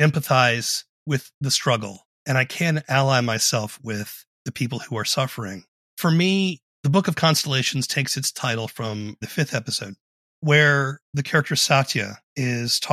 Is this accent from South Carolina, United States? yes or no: yes; Charleston, South Carolina, United States; I grew up in Charleston, South Carolina